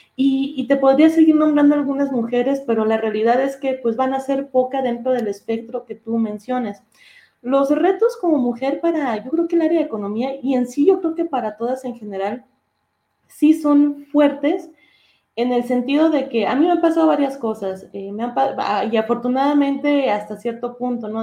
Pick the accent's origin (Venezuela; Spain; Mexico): Mexico; Durango; moved away as an adult; now in Mexico City, Mexico; yo soy de Durango. Y ahí en Durango hice mi licenciatura en economía.